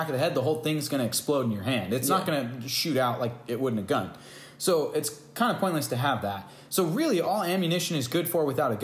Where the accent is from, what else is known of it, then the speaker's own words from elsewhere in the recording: United States; also born or lived in California; I'm an American